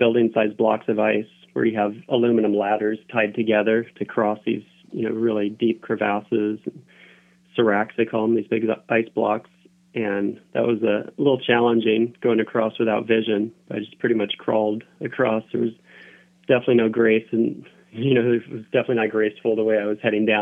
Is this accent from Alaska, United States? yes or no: no; Southern Oregon, United States; moved away as an adult; I grew up in Southern Oregon, so I was always climbing the peaks around my, you know, where I grew up.